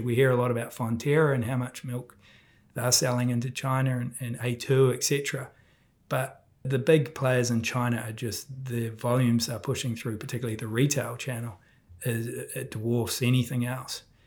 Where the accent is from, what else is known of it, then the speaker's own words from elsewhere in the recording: New Zealand; being a Kiwi